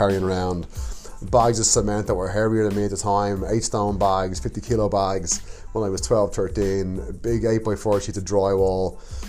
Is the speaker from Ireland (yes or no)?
yes; Dublin, Leinster, Ireland; also born or lived in County Cork, Ireland; now in Canada; Yeah, so I grew up in Dublin, Ireland. The big smoke, as we say, in Dublin. Obviously, I travel around a bit of Ireland, so moved around some places, and we've got lots of different dialects. So yeah, to you Canadians, I do sound a bit funny.